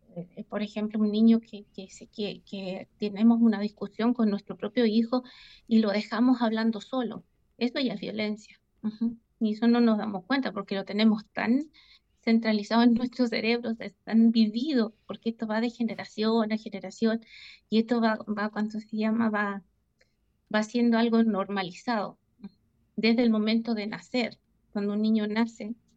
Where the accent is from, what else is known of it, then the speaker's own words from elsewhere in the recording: Chile; now in Switzerland; la ciudad donde yo crecí, en Chile